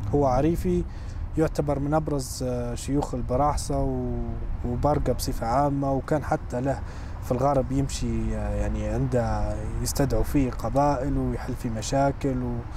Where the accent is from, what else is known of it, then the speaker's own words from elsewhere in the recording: Bayda, Jabal al Akhdar, Libya; moved away as an adult; now in Denver, United States; أنا من مدينة البيضاء في ليبيا